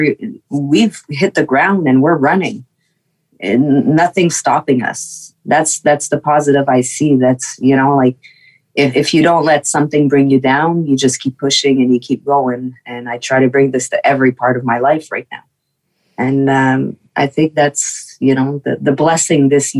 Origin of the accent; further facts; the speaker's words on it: Quebec, Canada; first language French; English is a second language; I'm French Canadian. I was raised French, and I always spoke English.